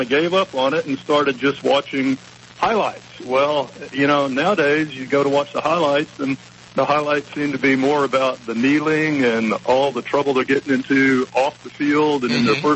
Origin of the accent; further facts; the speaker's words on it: Houston, Texas, United States; now in Southwest Florida, United States; I grew up in Houston, and I grew up in the Dome